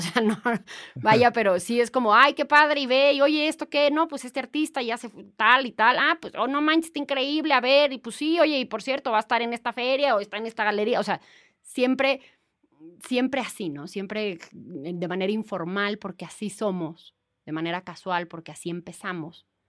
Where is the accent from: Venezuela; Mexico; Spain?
Mexico; como mexicanos